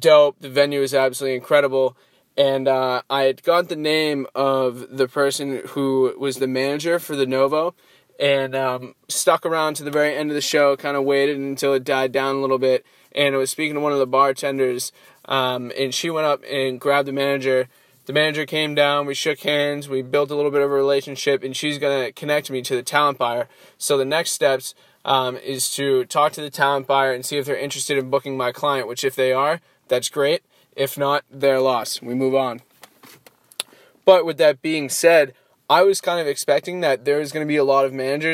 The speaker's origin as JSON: {"language": "English", "region": "East Coast", "country": "United States", "moved": "as an adult", "said": "I am from the East Coast, I don't have any connections out here"}